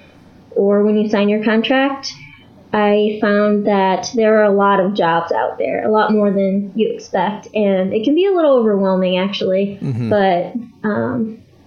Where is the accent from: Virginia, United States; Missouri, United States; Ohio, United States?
Missouri, United States; St. Louis; we're both from the St. Louis area